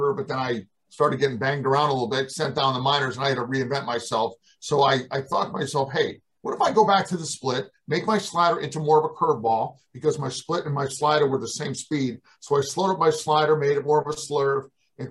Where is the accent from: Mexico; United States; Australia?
United States; Western Massachusetts; I'm a kid from Western Massachusetts